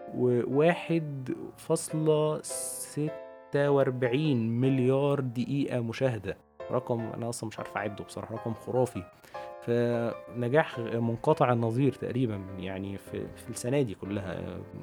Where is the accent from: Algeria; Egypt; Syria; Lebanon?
Egypt; عندنا في مصر